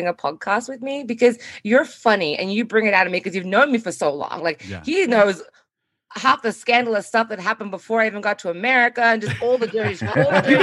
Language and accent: English; Australia; we are two Australian travel professionals